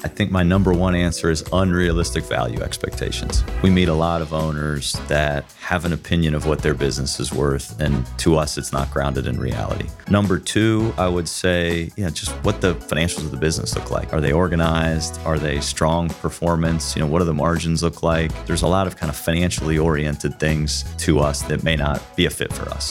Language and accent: English; Dublin, Ohio, United States; Born and raised in Dublin